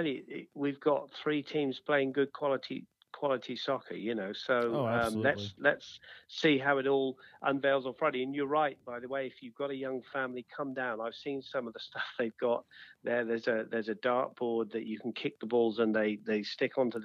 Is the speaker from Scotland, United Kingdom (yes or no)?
no; Exeter, South West England, United Kingdom; moved away; Exeter City, League mm-hmm. 2, you know, my hometown back in England